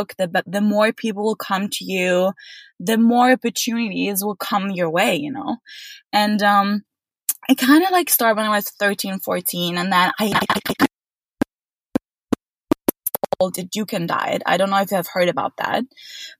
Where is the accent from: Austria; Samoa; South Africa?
Austria; Vienna; moved away as an adult; also born or lived in Exeter; now in London, United Kingdom; I am originally from Vienna, which is the capital of Austria. And I've been literally growing up there, going to school there